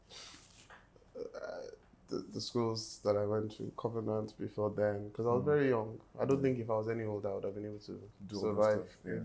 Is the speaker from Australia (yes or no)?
no; Kaduna, Kaduna State, Nigeria; also born or lived in Kogi State / Lagos; now in Abuja, Nigeria; I'm from Kogi State. I grew up in Kaduna